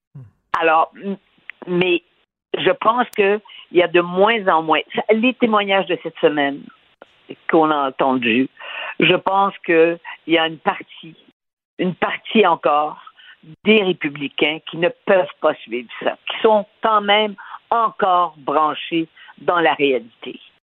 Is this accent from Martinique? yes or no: no; Canada; j'étais du Canada